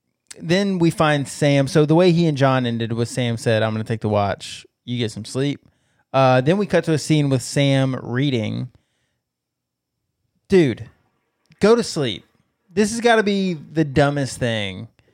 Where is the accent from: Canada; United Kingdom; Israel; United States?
United Kingdom; It's I'm British. Fine with it. It's British slang.